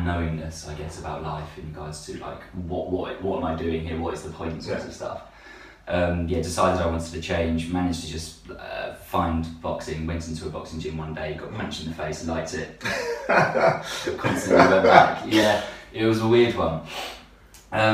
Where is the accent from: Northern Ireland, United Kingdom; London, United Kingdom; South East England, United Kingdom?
South East England, United Kingdom; Milton Keynes; Born and raised in Milton Keynes